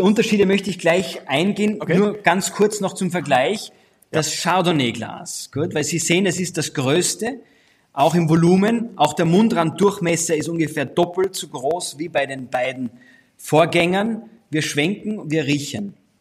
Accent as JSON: {"language": "German", "country": "Austria", "said": "meinem Heimatland Österreich"}